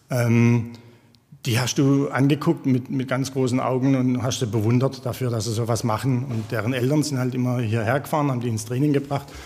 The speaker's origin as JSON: {"language": "German", "town": "Jagsthausen-Olnhausen", "region": "Baden-Württemberg", "country": "Germany", "tie": "born or raised there", "said": "Du sagst es, ich komme aus dem Jagstal. Ähm, in Jagsthausen-Ollenhausen, so ein kleiner Teilort mit 300 Einwohnern, bin ich groß geworden."}